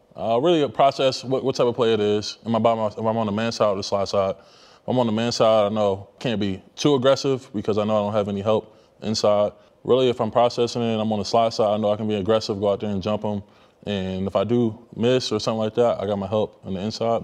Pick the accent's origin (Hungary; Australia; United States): United States; near FedEx Field, Maryland; moved away as an adult; we used to practice like right behind FedEx Field